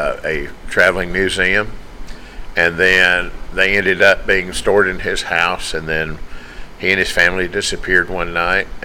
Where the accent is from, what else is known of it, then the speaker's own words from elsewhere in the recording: Tennessee, United States; I'm from Tennessee.